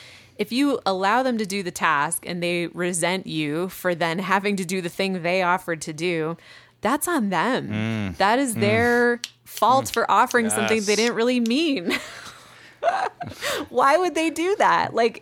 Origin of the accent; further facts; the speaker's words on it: Midwest, United States; I mean, I come from the Midwest too.